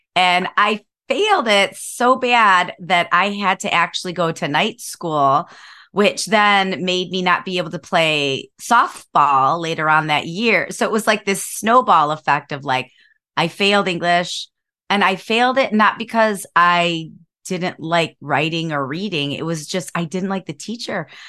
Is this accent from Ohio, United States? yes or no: yes; Cleveland, Ohio, United States; moved away as an adult; now in San Diego, United States; I grew up in Cleveland, Ohio